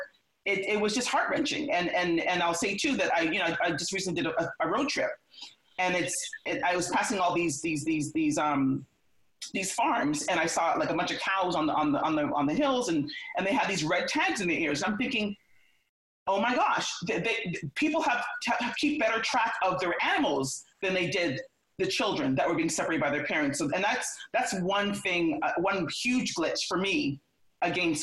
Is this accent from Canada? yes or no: yes; Canada; now in United States; I'm Canadian, and I came here legally